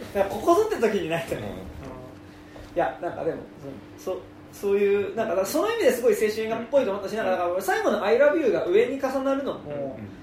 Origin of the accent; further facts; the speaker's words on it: Tokyo, Japan; 俺らが東京生まれ